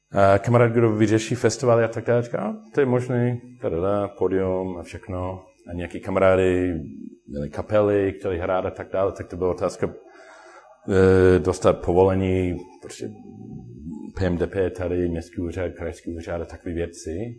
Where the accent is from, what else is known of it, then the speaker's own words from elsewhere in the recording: Sydney, New South Wales, Australia; Czech is a second language; moved away as an adult; now in Plzeň, Czechia; já jsem dlouho byl domovárník a prostě pivný nadšenec v Austrálii, jak jsem původně ze, ze Sydney